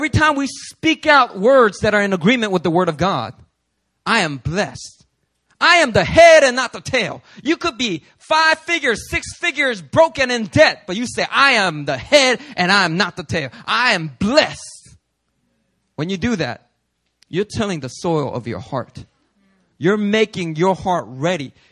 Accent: New York, United States; I'm a New Yorker. Check it out. I'm cynical, I'm skeptical, I'm New York, baby.

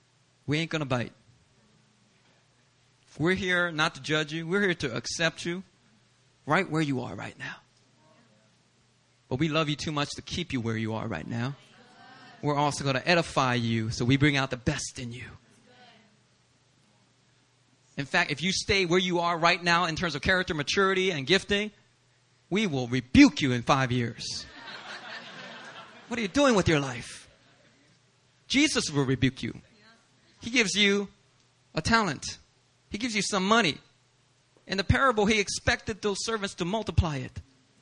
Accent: Langley, British Columbia, Canada; I grew up in Langley, Canada.

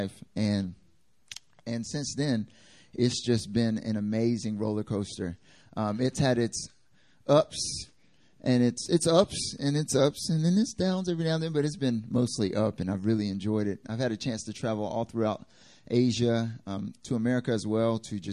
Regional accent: North Carolina, United States; moved away as an adult; now in South Korea; I'm from North Carolina originally.

